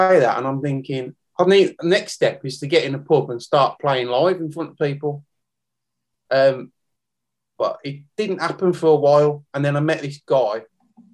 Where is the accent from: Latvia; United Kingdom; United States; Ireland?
United Kingdom; Birmingham, West Midlands; also born or lived in Tamworth; I grew up in Great Barn, Birmingham, not far from the Villa Ground